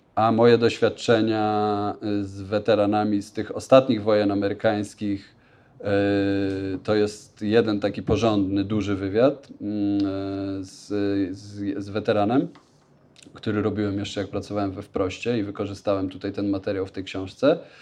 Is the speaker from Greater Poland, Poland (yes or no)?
yes; Leszno, Greater Poland, Poland; also born or lived in New York, United States; now in Warsaw, Poland; Nie pochodzę z Warszawy, ale jestem, pochodzę z Leszna w Wielkopolsce